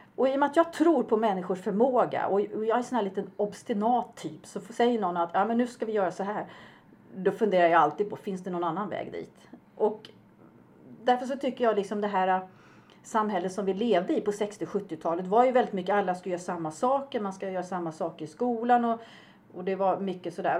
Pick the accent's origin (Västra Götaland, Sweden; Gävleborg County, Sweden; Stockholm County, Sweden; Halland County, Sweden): Stockholm County, Sweden; Upplands Väsby; moved away as an adult; also born or lived in Uppsala; now in Falkenberg, Sweden; jag är ju uppväxt i Bollstanäs, en eh, norrförort i Stockholm